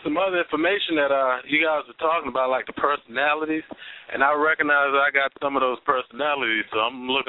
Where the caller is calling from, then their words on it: Raleigh, North Carolina, United States; I'm calling from Raleigh.